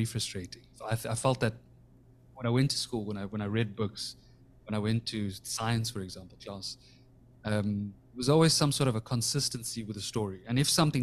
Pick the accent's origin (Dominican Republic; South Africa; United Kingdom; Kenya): South Africa; when I was a kid growing up in South Africa